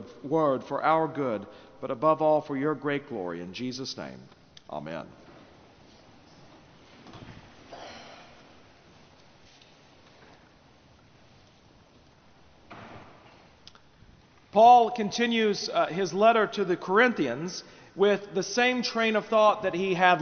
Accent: United States; as American citizens in the 21st century

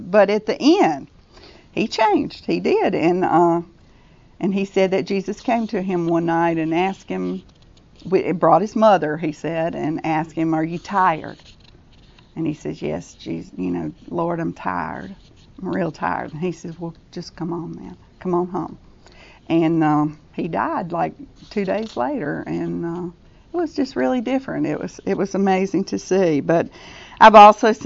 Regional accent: Hueytown, Alabama, United States; we lived in Hueytown

